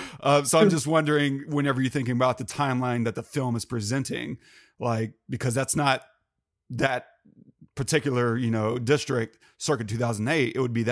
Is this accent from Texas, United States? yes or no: yes; Texas, United States; Texas, my hometown growing up